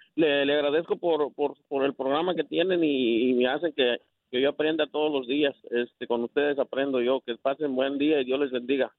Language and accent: Spanish; Mexico; now in Houston, United States; yo soy mexicano